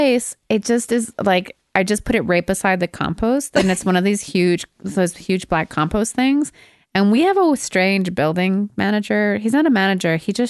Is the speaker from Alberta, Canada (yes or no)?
yes; Alberta, Canada; I'm from Alberta.